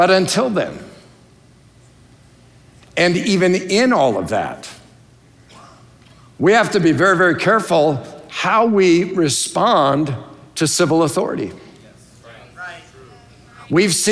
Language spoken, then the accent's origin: English; United States; I love being an American, but I'm not first and foremost an American